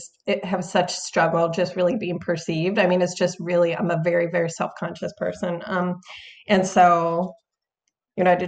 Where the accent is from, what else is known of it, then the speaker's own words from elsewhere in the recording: Minneapolis, Minnesota, United States; moved away as an adult; also born or lived in New York / Italy; now in Portland, United States; I was born in New York actually. But I moved to Minneapolis like as a teenager. And so my kind of formative years were there